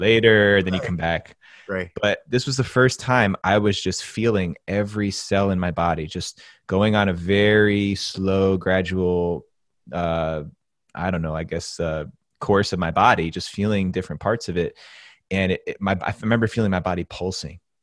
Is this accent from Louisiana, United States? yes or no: no; New Jersey, United States; I'm actually from New Jersey. I grew up about seven miles as the crow flies from downtown Manhattan.